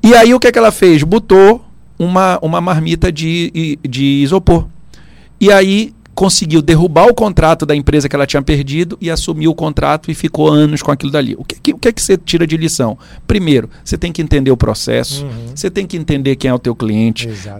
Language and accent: Portuguese; Pará, Brazil; Eu sou paraense, né? E gosto muito é, dessa região.